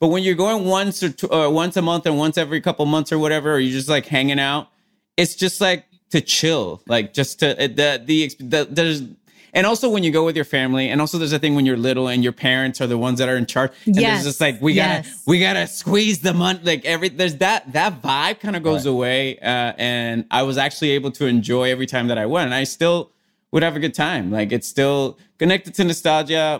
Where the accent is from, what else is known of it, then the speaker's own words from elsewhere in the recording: Puerto Rico; I grew up like in Puerto Rico